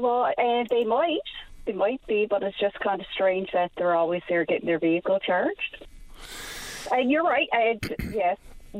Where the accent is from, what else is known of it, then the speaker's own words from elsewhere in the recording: St. John's, Newfoundland and Labrador, Canada; I grew up in the East End